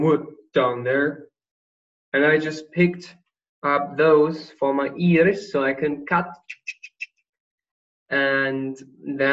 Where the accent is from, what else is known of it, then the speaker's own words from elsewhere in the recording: Germany; I'm going back to my home country, Germany, in 4 days